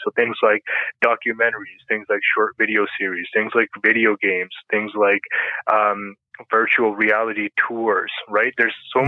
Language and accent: English; Canada; also born or lived in Pakistan; I grew up in Canada